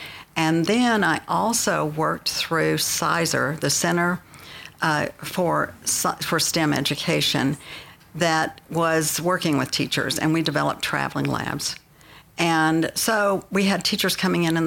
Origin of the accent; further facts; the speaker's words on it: Slaton, Texas, United States; also born or lived in Lubbock, Texas; I grew up in Slayton, Texas